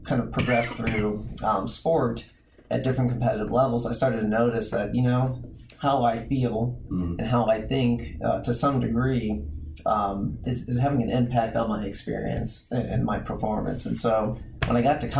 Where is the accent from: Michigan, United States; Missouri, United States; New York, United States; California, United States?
Missouri, United States; St. Louis; moved away; I'm originally from the Midwest. I'm a St. Louis guy, and grew up playing all different kinds of sports